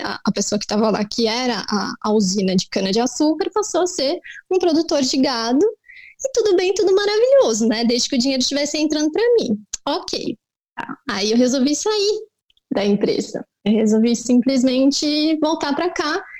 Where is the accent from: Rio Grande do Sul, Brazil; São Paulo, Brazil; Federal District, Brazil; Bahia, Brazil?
São Paulo, Brazil; eu cresci em São Paulo, cresci com meu pai